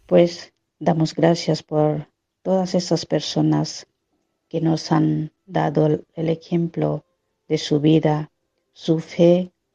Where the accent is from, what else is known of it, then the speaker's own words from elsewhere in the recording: Odisha, India; Spanish is a second language; moved away; yo soy de Orisa